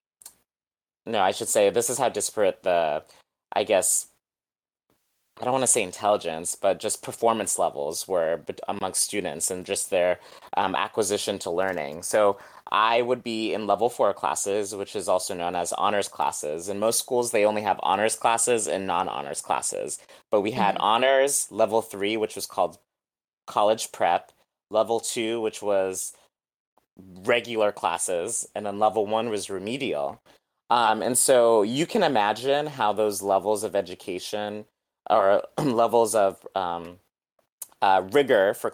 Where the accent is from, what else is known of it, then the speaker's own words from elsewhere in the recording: New England, United States; I grew up in New England